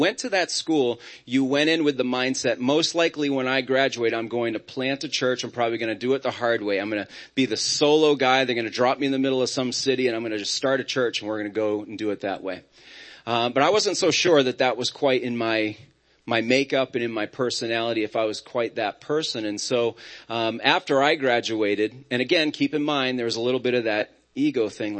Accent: Auburn, Maine, United States; I grew up in Auburn, Maine, and our church was growing, thriving

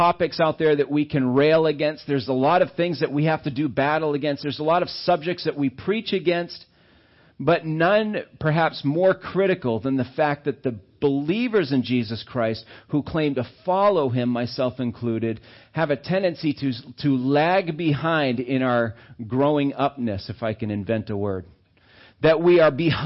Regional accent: Auburn, Maine, United States; I grew up in Maine. And I was down in Auburn and stuff

